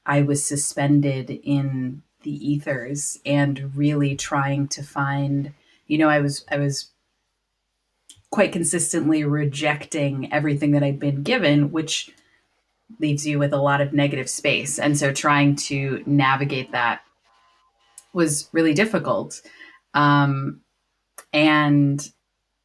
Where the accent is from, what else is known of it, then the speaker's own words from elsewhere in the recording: Wisconsin, United States; So I was raised, I grew up in Wisconsin in the States